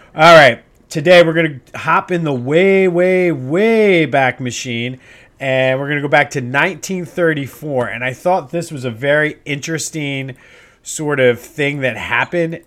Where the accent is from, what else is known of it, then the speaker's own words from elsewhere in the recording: Coatesville, Pennsylvania, United States; my hometown of Coatesville.